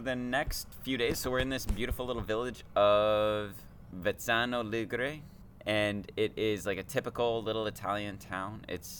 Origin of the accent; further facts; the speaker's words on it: Canada; I'm like, oh, we were just saying that because we're Canadian.